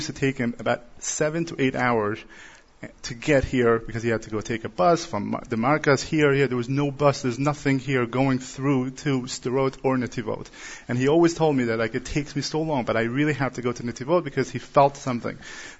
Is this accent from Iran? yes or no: yes; Iran; moved away; about 20 years ago, we came from Iran, as you know, in 1988, and right after that, my father came to Israel